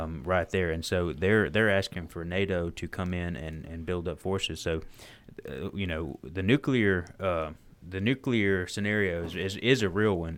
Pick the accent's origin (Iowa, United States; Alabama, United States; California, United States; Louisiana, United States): Alabama, United States; I'm just from Alabama